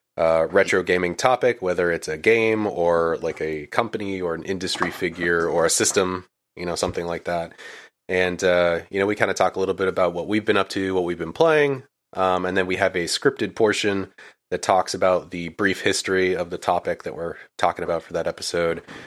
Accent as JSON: {"language": "English", "region": "Maine", "country": "United States", "tie": "born or raised there", "moved": "as an adult", "lives_now": "Florida, United States", "said": "I was originally from Maine, actually. Um, I was born and raised there and lived there until I was about, uh, I wanna say twenty-five"}